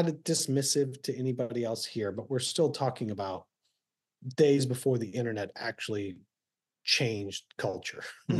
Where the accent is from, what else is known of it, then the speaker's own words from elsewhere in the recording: Texas, United States; Like, I was born in Texas. Do you know how, you know, and bounce around the military, but most of the time in Texas.